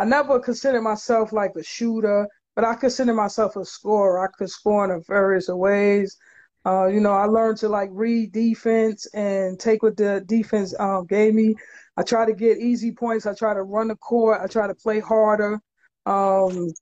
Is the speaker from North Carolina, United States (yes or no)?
no; New York City, New York, United States; I'm originally from Crown Heights